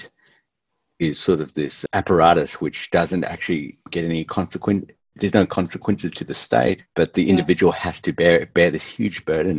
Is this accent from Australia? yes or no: yes; Melbourne, Victoria, Australia; we're from Melbourne